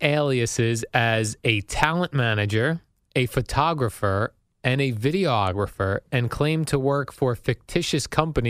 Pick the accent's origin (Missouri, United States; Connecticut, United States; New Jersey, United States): New Jersey, United States; growing up in Jersey.